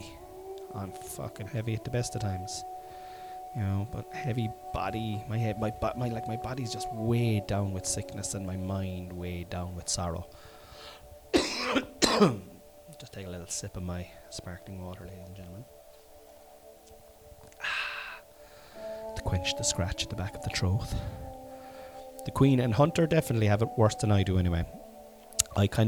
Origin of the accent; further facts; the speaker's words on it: Ireland; I'm Irish. We're all Irish. Irish. I'm Irish